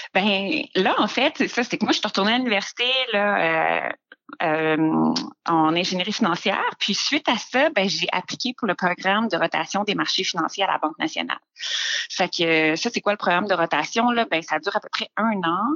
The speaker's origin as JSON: {"language": "French", "town": "Quebec City", "region": "Quebec", "country": "Canada", "tie": "born or raised there", "also_born_or_lived": "North Africa", "moved": "as an adult", "lives_now": "Montreal, Canada", "said": "Je viens de la région de Québec, donc j'ai fait là, mon primaire, secondaire dans la région de Québec, aussi également là un petit peu en Afrique du Nord là, ah au lycée français"}